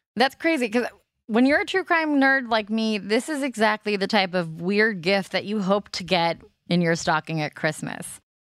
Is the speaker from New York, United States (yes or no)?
no; Los Angeles, California, United States; I'm from Los Angeles